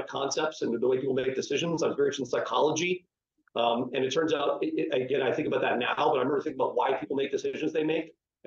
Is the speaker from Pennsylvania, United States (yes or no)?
no; Atlanta, Georgia, United States; also born or lived in Seattle area; now in Seattle, United States; I grew up in Atlanta, Georgia. My family's all still there. I'm now in the Seattle area, but I grew up in Atlanta.